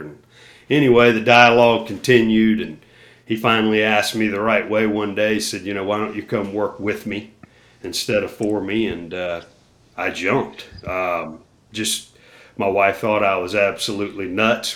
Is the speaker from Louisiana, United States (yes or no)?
no; Myrtle Beach, South Carolina, United States; my hometown, or close to my hometown in Myrtle Beach